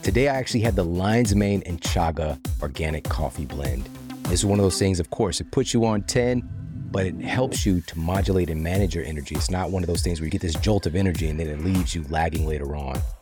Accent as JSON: {"language": "English", "region": "Missouri", "country": "United States", "tie": "born or raised there", "moved": "yes", "lives_now": "Los Angeles, United States", "said": "I'm from Missouri, so that was, like, a staple in my reality, you know, from going to cross that bridge and go over into Illinois, and I remember, you know, part of our school field trips"}